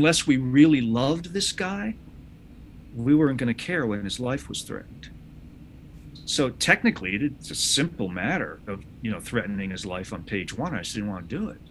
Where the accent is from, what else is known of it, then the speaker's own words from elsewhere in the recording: United States; I say this as an American